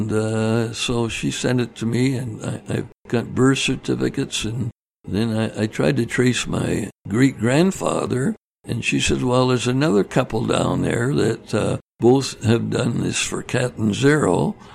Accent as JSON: {"language": "English", "town": "Vancouver", "region": "British Columbia", "country": "Canada", "tie": "born or raised there", "moved": "yes", "said": "Yeah, I grew up in Vancouver"}